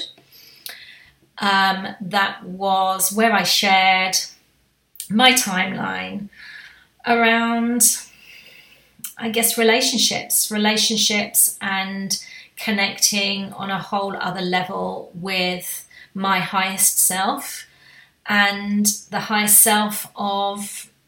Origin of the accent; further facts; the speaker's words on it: United Kingdom; being a Brit